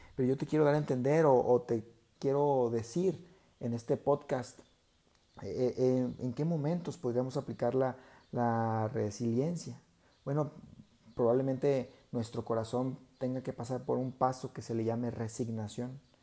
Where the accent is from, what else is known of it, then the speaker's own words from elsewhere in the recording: Mexico; como mexicanos, los mexicanos acá somos muy, eh, pues le, llamamos carrilla cuando hacemos bromas de unos y de otros